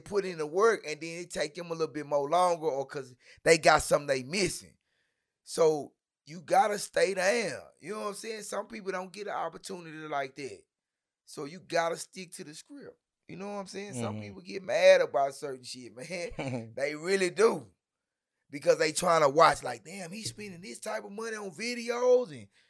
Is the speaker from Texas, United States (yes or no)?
yes; Dallas, Texas, United States; North Ellis, Hamilton Park, fresh off the island.